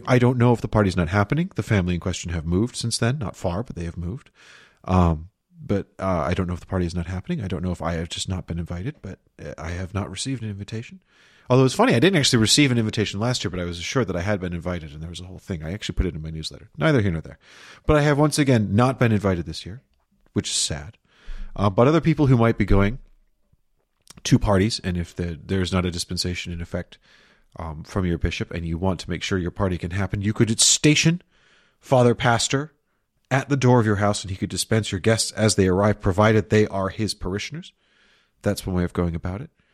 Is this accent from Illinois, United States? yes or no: yes; Chicago, Illinois, United States; in my hometown of Chicago, Illinois, in my youth